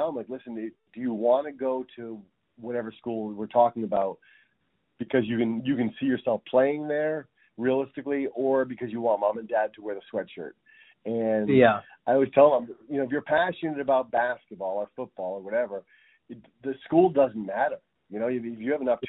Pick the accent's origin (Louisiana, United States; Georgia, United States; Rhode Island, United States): Rhode Island, United States; moved away; I grew up in Rhode Island